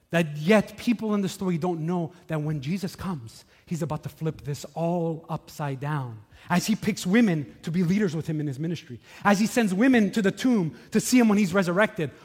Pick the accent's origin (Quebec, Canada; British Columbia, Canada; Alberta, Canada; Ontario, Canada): Quebec, Canada; Montreal; When I was young, I grew up here in Montreal